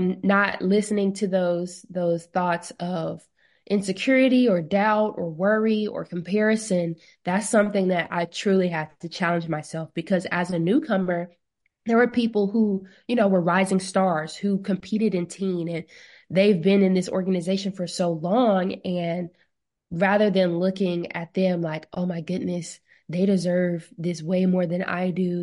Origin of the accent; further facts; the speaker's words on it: Mobile, Alabama, United States; Miss Mobile Bay, which is in my hometown